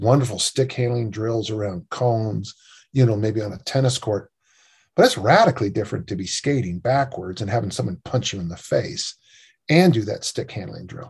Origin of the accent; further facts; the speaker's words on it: California, United States; now in Salt Lake City, United States; I'm from California, big state